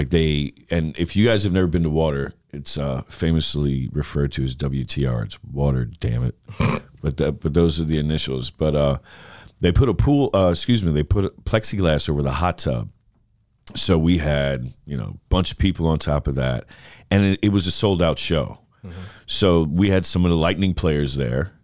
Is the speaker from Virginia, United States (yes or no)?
no; New York, United States; now in Tampa, United States; I'm a New Yorker